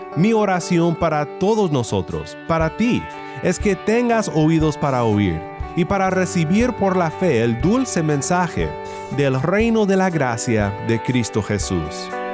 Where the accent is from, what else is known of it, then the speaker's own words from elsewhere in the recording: Mexico; Donde yo crecí en México